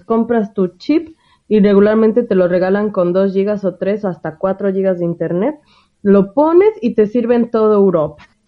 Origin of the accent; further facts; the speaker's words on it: Mexico; moved away; en mi país